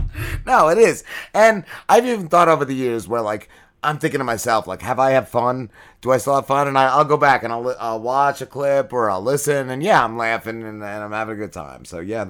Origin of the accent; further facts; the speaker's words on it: New Milford, New Jersey, United States; I grew up in New Milford